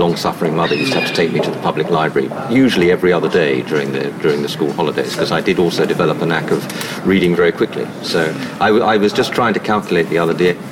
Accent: London, United Kingdom; also born or lived in Norfolk; I grew up in North London

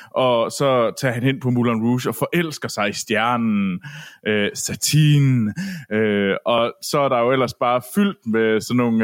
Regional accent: Herning, Central Denmark Region, Denmark; derhjemme i Herning, og øh, på bondegården

